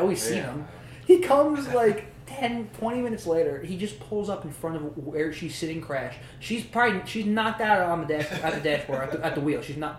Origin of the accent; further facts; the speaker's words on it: Freehold, New Jersey, United States; I grew up down the street from